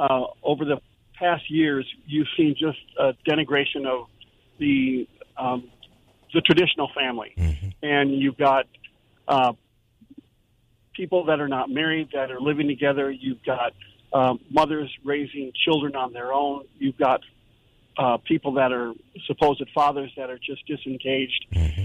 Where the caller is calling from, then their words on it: Jacksonville, Florida, United States; I'm calling right here from Jacksonville.